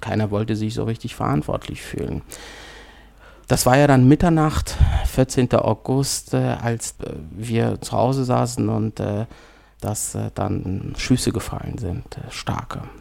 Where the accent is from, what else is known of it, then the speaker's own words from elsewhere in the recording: Kabul, Afghanistan; now in Germany; Tatsächlich bin ich zweimal in meinem Leben aus Afghanistan geflüchtet. Das erste Mal Ende 80er, Anfang 90er der Bürgerkrieg bei uns in Kabul, also in Afghanistan, insbesondere in Kabul, ausgebrochen ist.